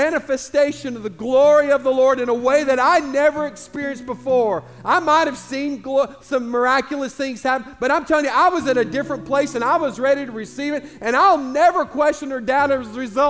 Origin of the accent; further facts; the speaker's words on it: United States; I'm the American